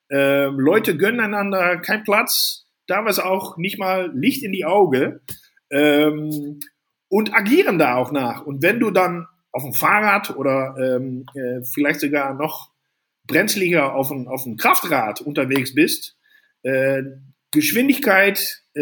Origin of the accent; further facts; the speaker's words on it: Netherlands; now in Germany; ich bin ja Holländer in Deutschland, fühle mich aber mehr Deutscher als Holländer.